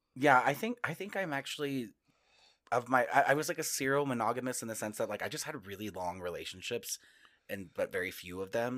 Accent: Northwest Texas, United States; moved away as an adult; also born or lived in New York; now in Denver, United States; I grew up, I grew up in Northwest Texas where we did get snow

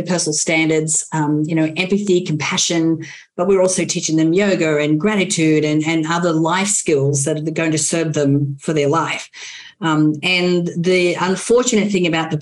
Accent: Australia; now in United States; I'm an Aussie, mate

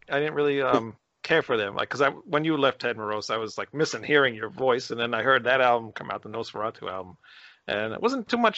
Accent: New York, United States; We're, we're from New York. We're from New York

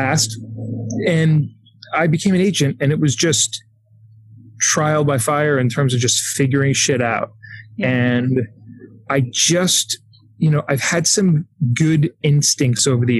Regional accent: Syosset, New York, United States; I grew up in Syosset

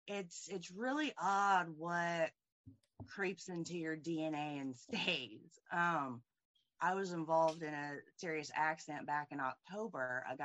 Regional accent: Indianapolis, Indiana, United States; Indianapolis, Indiana.

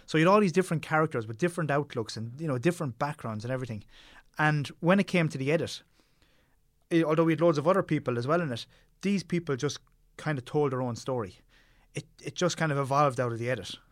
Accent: Tipperary, Munster, Ireland; I grew up in Tipperary

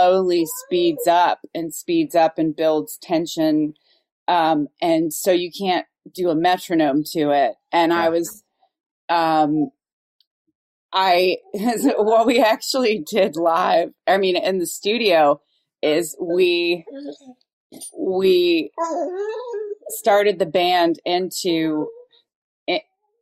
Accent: Dayton, Ohio, United States; also born or lived in Cincinnati, Ohio; I grew up in Dayton, Ohio.

